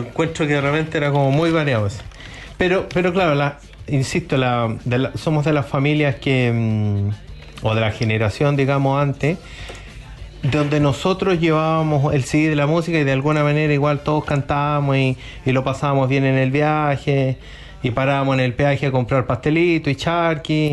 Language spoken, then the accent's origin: Spanish; Chile; somos chilenos